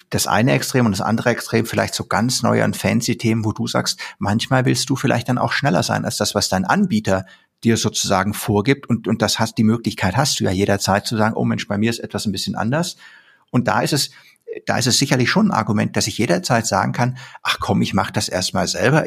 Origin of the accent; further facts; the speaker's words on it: Germany; als Deutscher